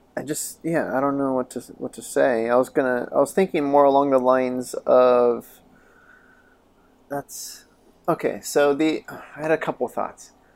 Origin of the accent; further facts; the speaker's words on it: Chama, New Mexico, United States; moved away; I, I grew up there.